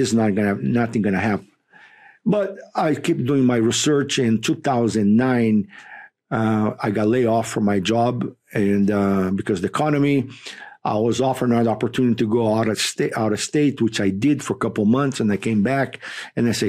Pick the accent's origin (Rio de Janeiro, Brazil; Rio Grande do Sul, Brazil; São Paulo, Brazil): Rio de Janeiro, Brazil; English is a second language; moved away as an adult; now in United States; I was born and raised in Rio de Janeiro, Brazil